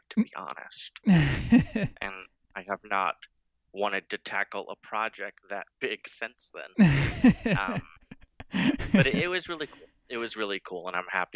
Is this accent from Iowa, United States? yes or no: yes; Iowa, United States; I grew up in Iowa